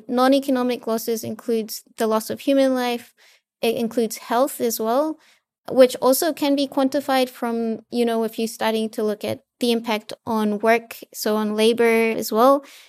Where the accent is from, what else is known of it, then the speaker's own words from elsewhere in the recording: Fiji; I'm actually from Fiji, so I'm from a small island developing state in the Pacific.